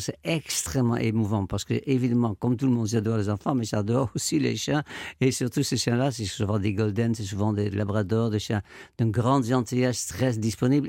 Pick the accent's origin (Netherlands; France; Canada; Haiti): Netherlands; Amsterdam, North Holland; moved away; quand j'étais petit, j'habitais à Amsterdam, je suis néerlandais